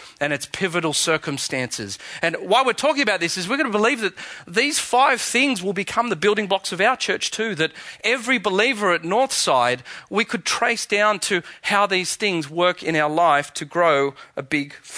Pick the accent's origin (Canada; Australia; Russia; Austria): Australia; accent: Aussie; my Aussie accent